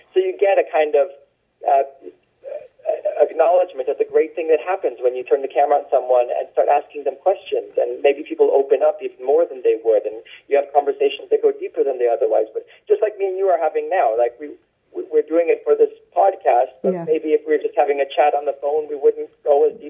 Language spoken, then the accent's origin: English; Bangkok, Thailand; born there; And then I was born in Bangkok because of that.